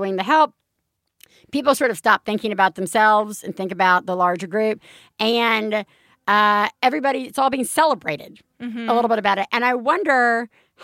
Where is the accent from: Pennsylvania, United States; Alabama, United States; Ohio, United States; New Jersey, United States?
Alabama, United States; my hometown in Alabama